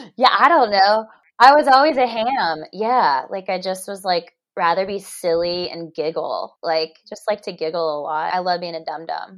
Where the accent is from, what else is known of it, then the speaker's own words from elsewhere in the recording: Charlotte, North Carolina, United States; I'm from Charlotte, North Carolina